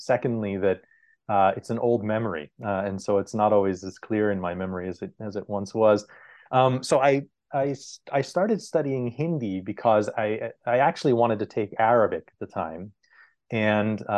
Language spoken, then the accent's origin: English; Southern California, United States; I grew up with in Southern California